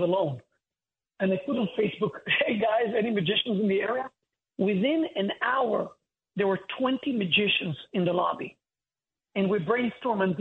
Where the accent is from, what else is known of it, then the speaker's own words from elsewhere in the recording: Holon, Tel Aviv District, Israel; moved away as an adult; now in United States; I'm from a city called Hulon. But to simplify to people, I usually say Tel Aviv